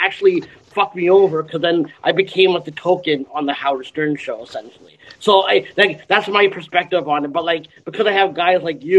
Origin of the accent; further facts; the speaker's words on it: Pakistan; I'm Pakistani, so I should be one of those, like, minorities